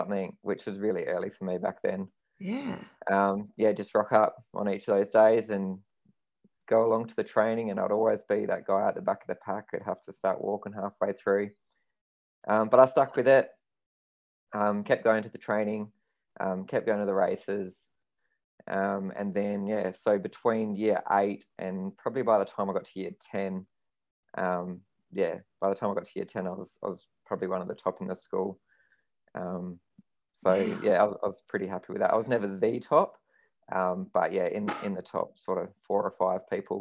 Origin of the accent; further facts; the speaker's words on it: Western Australia, Australia; born in Western Australia. I've been here my whole life. So I've really only lived within probably half an hour of the house that I grew up